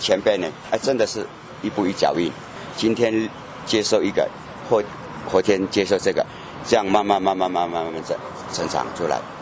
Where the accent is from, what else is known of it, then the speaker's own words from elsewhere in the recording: a rural village in Taitung, Taitung County, Taiwan; moved away as an adult; 我是来自于台东的一个很乡下的一个村庄，